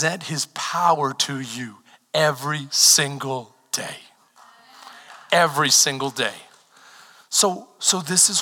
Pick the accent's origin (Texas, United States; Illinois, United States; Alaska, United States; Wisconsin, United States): Texas, United States; I'm from Texas. This is like my second time out of state.